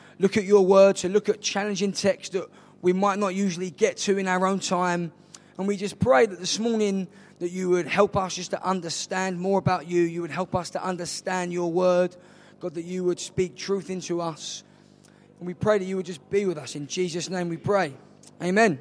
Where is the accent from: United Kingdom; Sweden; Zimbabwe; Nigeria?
United Kingdom; London; also born or lived in Nottingham; I'm from South East London.